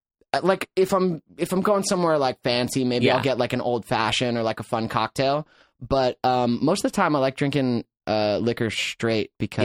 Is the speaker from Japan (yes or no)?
no; Atlanta, Georgia, United States; now in Venice Beach, United States; I grew up in the suburbs of Atlanta, Georgia.